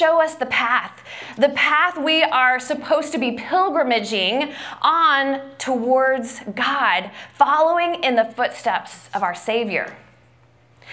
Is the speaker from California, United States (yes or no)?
no; Grove, Oklahoma, United States; We grew up in Grove, Oklahoma together, in a tiny little town. So we went to the same elementary school where my mom was a teacher.